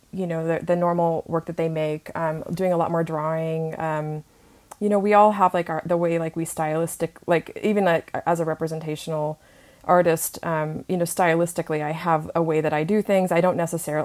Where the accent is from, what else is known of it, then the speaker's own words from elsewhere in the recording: Redding, California, United States; moved away as an adult; also born or lived in Fullerton, California / Sacramento / San Francisco; now in Los Angeles, United States; Originally I was born in Southern California, but I grew up in Northern California in Redding